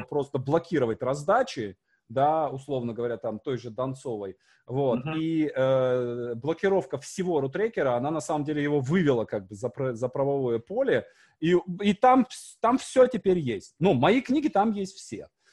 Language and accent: Russian; Syamzha, Vologda Oblast, Russia; moved away; у меня на родине, мой поселок Сямжа, там 5 тысяч жителей всего.